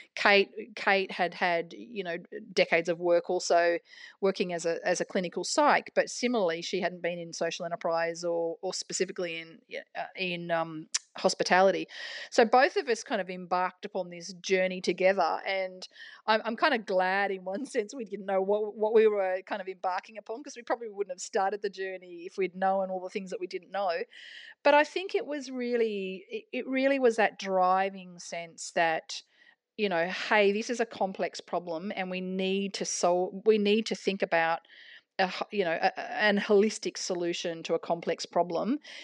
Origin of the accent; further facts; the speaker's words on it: New South Wales, Australia; also born or lived in Canberra; now in Melbourne, Australia; I'm from New South Wales originally